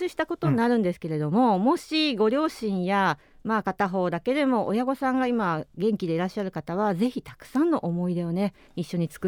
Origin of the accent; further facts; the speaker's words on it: Kumamoto, Japan; moved away as an adult; now in Tokyo, Japan; それこそ故郷の熊本からと